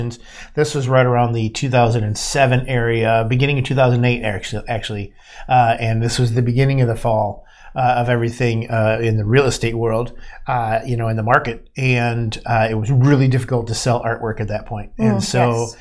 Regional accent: Ohio, United States; I was born in Ohio

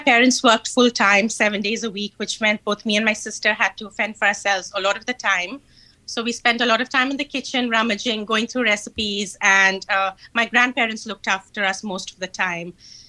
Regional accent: India; now in London, United Kingdom; I grew up in India and I grew up surrounded by poverty.

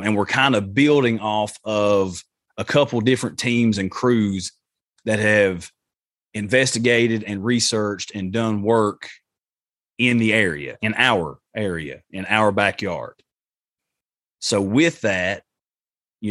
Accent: Appalachia, United States; Appalachia, because that's where we are. That's where we live

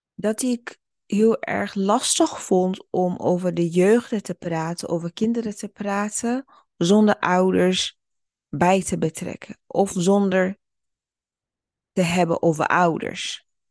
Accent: Burundi; now in Netherlands; ik ben zelf geboren in Burundi

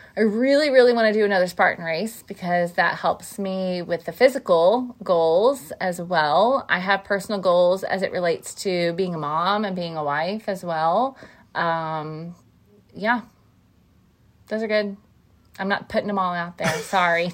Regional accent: Van Buren, Missouri, United States; we grew up in a small town in southeast Missouri called Van Buren.

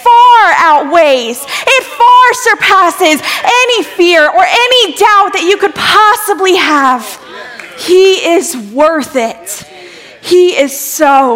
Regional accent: South Louisiana, United States; I'm a girl from South Louisiana

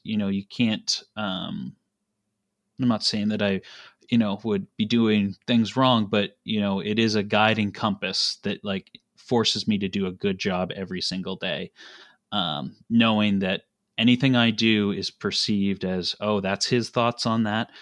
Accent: Nova Scotia, Canada; moved away as an adult; now in Kitchener, Canada; I grew up in Nova Scotia, um, in a family business

